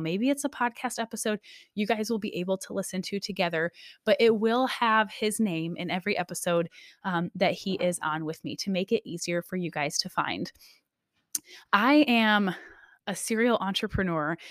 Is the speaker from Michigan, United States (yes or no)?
yes; Michigan, United States; now in Alaska, United States; I was, um, born and raised in Michigan most of my life. However, I have officially been an Alaska resident more than half of my life.